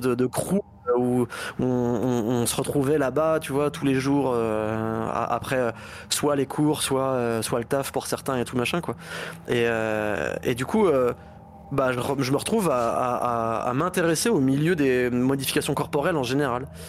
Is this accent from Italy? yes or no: no; Basque Country, Nouvelle-Aquitaine, France; moved away; also born or lived in Laval; je viens du Pays Basque à la base